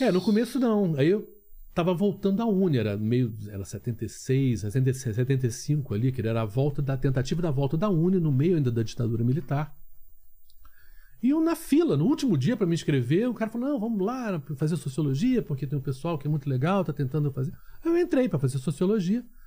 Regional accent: Rio de Janeiro, Brazil; Eu nasci no Rio de Janeiro

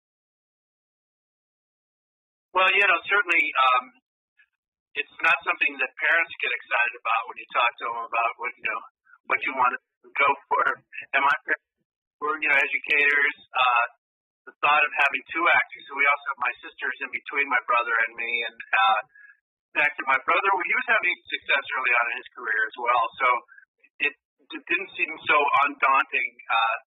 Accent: Connecticut, United States; moved away; also born or lived in New York; I'm originally from the East Coast, grew up in Connecticut

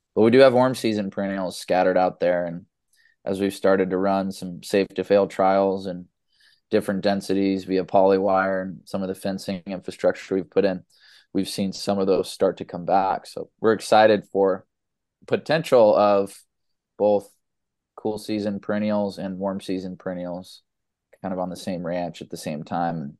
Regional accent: Los Angeles, California, United States; also born or lived in San Diego; I was born in Los Angeles and was a baseball player my whole life

